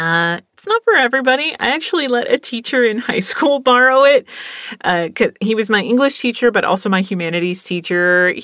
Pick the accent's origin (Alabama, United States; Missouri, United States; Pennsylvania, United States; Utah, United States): Pennsylvania, United States; also born or lived in Virginia / California / Texas; I'm from Pennsylvania. From Pennsylvania, we moved to Virginia. From Virginia, we moved to California. And from California, we moved to Texas.